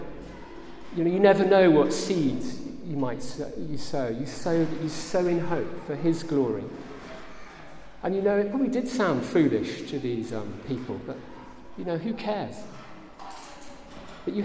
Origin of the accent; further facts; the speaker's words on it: England, United Kingdom; Here I am from England and supporting my family